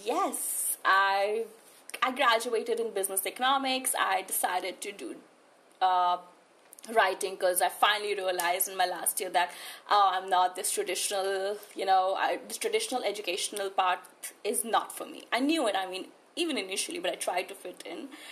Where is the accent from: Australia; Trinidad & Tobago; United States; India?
India; New Delhi, Delhi; I shifted to New Delhi when I was in class five, so that's almost like me spending my entire life here